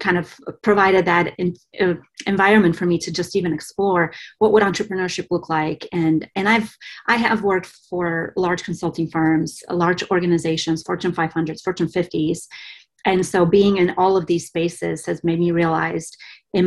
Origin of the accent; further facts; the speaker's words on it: Bulgaria; now in United States; I was born and raised in Bulgaria